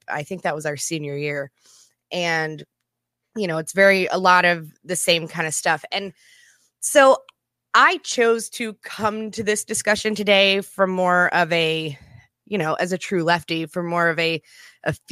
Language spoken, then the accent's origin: English; Japan; from growing up in Japan and I had sort of this weird double exposure because I was educated on a military base.